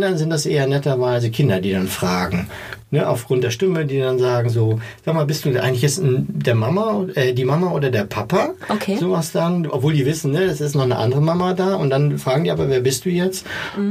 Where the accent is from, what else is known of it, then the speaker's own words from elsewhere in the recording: East Germany, Germany; Ich komme aus dem Osten